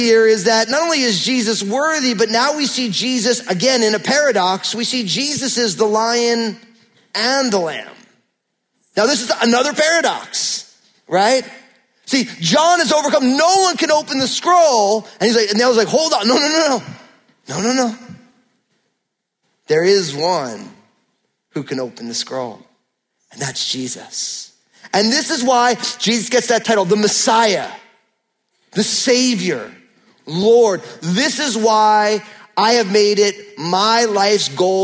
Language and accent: English; New Jersey, United States; I'm from New Jersey